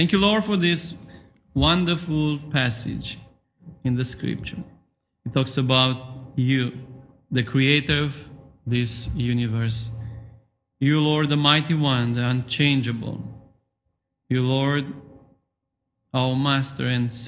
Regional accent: Romania; English is a second language; moved away as an adult; now in England, United Kingdom; in Romania, to be honest with you, we don't have such custom

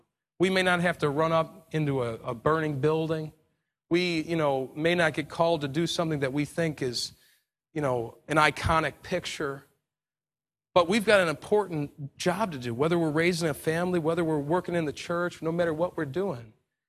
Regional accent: New York, United States; I'm from New York, and, you know, 2001, we had the Twin Towers fall, and it was a tragedy in New York City.

